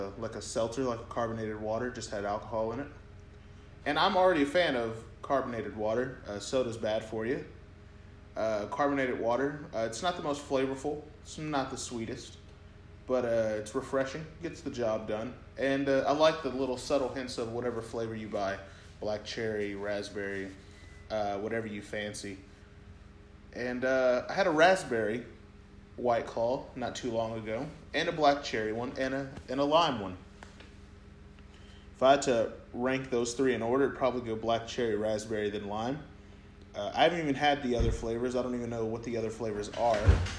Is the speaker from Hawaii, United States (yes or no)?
no; Sherman, Texas, United States; we're from Sherman